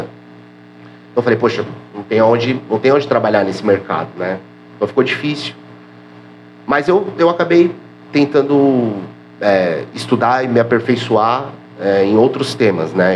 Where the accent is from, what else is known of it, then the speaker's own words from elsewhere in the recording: São Sebastião, São Paulo, Brazil; eu sou daqui mesmo, sou de São Sebastião, nascido e criado aqui no bairro Itatinga